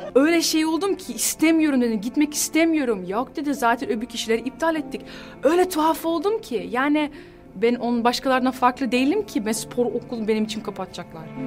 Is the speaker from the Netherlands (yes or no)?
yes; Netherlands; Turkish is a second language; Hollanda'da doğdum, büyüdüm. Ee, annem babam Hatay'dan geliyor, Antakya'dan